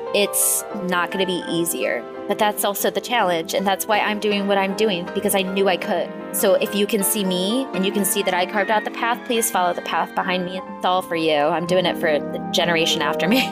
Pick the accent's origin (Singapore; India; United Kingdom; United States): United States; Rochester, New York; moved away as an adult; also born or lived in Syracuse, New York; I come from upstate New York. That's where I was born and raised